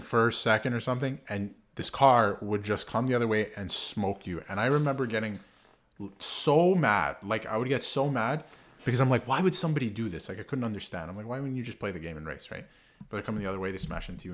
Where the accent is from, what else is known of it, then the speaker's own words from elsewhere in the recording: Canada; we're Canadian.